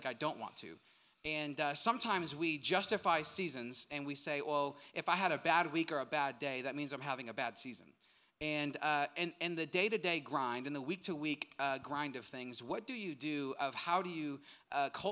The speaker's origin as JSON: {"language": "English", "region": "Midwest", "country": "United States", "tie": "born or raised there", "said": "I'm from the Midwest."}